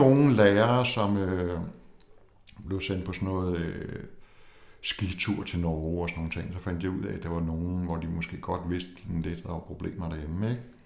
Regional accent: Copenhagen, Capital Region of Denmark, Denmark; jeg kommer fra København

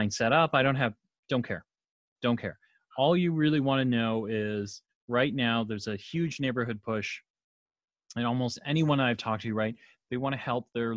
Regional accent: Canada; I'm Canadian

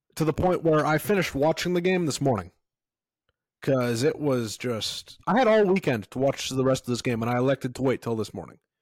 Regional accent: Canada; as a Canadian citizen

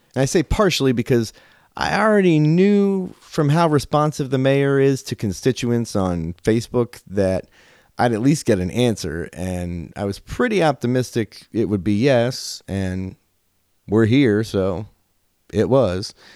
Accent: Liberty, Ohio, United States; I'm from Liberty

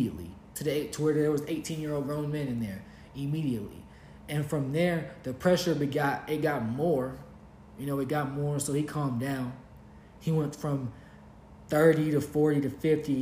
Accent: Kentucky, United States; moved away as an adult; also born or lived in Los Angeles, California / Costa Rica; we're from Kentucky. Like, we're homebred in the camp

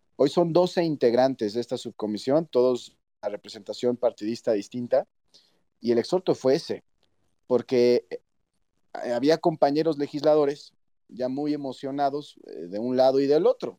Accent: Mexico

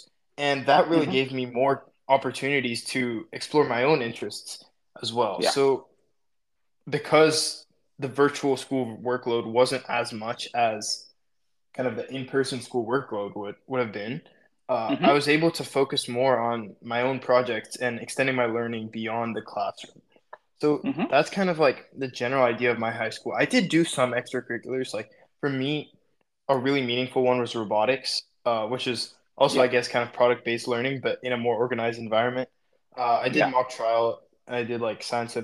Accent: Atlanta, Georgia, United States; I'm from Atlanta

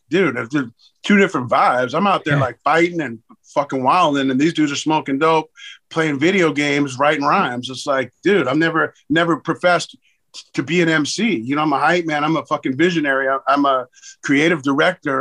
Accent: Los Angeles, California, United States; growing up in Hollywood in that era

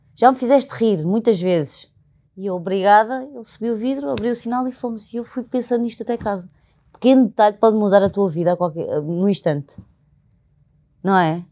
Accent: Alentejo, Portugal; accent: Alentejano; now in Lisbon, Portugal; quando sou genuína e falo muito alentejano

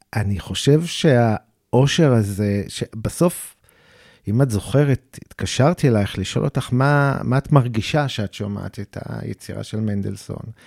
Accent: Tel Aviv, Tel Aviv District, Israel; אני גדלתי בדרום תל אביב, בקריית שלום

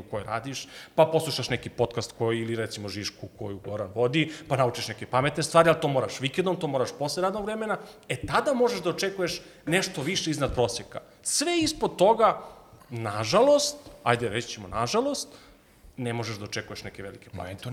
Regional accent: Southern Serbia, Serbia; dolazim iz Juga Srbije

